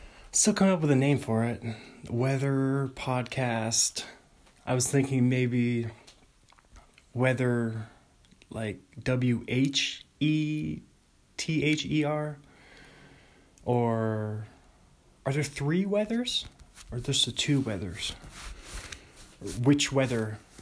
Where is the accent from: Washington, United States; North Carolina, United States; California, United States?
Washington, United States; Bothell; Bothell, my hometown, Bothell, Washington